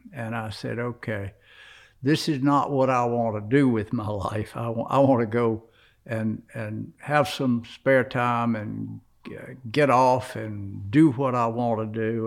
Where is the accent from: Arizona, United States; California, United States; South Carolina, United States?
South Carolina, United States; I'm from South Carolina